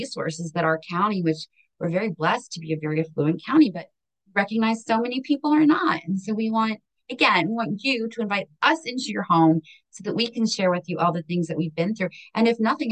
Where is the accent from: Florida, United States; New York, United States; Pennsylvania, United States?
Pennsylvania, United States; Hazleton; now in Maryland, United States; I come from the global metropolis of Hazleton, Pennsylvania